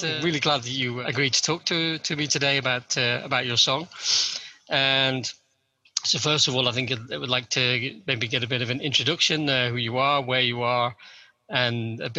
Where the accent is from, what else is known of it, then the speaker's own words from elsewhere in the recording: United Kingdom; I'm British